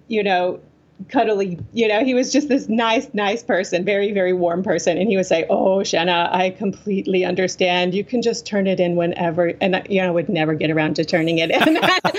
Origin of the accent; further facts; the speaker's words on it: the South, United States; this is like, you know, the ironies of growing up in the South, I think.